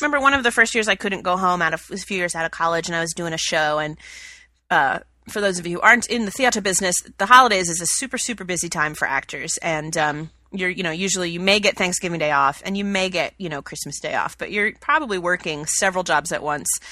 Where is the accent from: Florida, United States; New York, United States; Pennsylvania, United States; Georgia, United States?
Georgia, United States; Atlanta; now in Chicago, United States; my family traditions that I grew up with in Atlanta